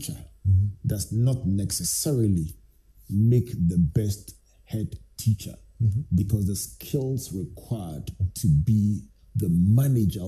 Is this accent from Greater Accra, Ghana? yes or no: no; Takoradi, Western Region, Ghana; when I was growing up in Takoradi with my favorite family doctor, Dr. Deka